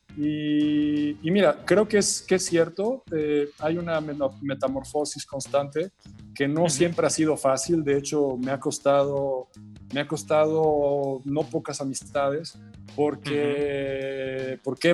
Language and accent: Spanish; Mexico; yo no podía regresar a México